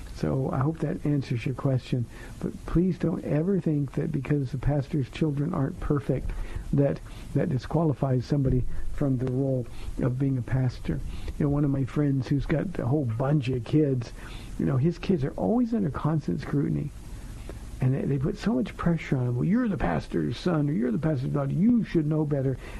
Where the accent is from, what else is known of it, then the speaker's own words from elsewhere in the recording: United States; as American Christians